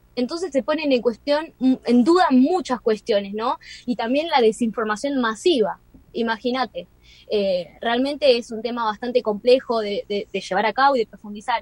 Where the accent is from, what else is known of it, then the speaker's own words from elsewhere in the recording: Mar del Plata, Buenos Aires Province, Argentina; moved away; Yo soy de Mar del Plata